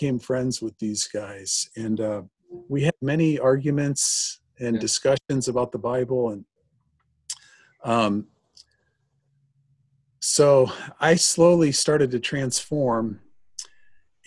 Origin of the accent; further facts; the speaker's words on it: Bettendorf, Iowa, United States; moved away as an adult; also born or lived in Germany / Nebraska; I grew up in Bettendorf, Iowa, the youngest of eight children.